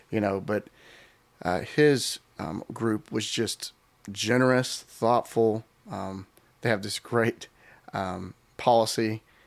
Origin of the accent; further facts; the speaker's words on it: Texas, United States; moved away as an adult; also born or lived in New York; we moved from Texas, which was all we ever knew